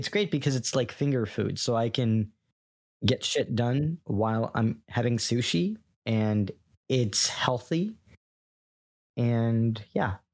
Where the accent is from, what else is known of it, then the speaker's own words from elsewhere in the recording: New York, United States; now in Florida, United States; I'm from New York